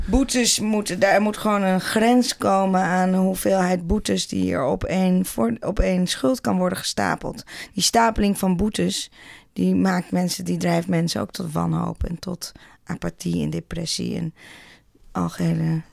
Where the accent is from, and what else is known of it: Netherlands